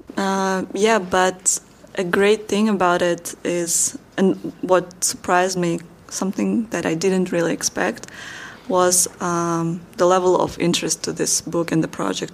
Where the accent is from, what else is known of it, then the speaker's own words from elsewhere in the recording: Kazakhstan; moved away as an adult; my hometown, my home country